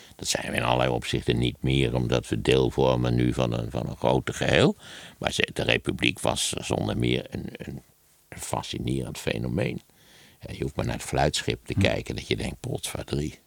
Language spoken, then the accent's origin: Dutch; Wageningen, Gelderland, Netherlands; Ik ben natuurlijk opgegroeid in Wageningen